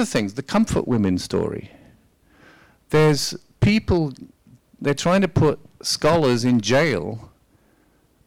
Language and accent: English; United Kingdom; as a British person